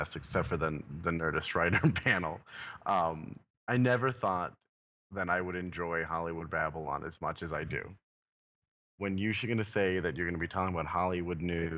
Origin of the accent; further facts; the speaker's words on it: Canada; I'm Canadian